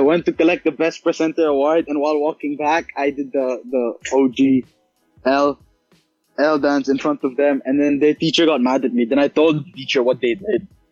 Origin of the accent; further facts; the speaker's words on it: India; I'm Indian.